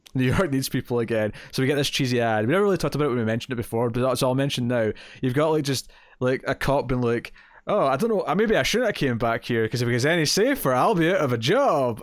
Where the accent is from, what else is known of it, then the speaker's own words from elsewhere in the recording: Scotland, United Kingdom; We're proud to be Scottish